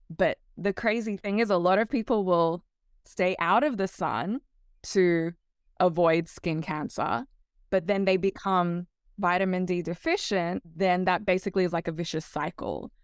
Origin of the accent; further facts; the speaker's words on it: Australia; moved away as an adult; now in Hawaii, United States; I actually grew up, I was raised in Australia and came over here